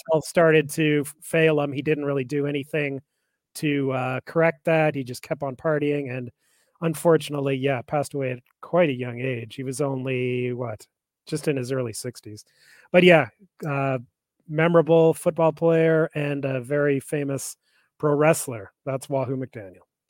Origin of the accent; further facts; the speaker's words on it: Calgary, Alberta, Canada; I grew up in Calgary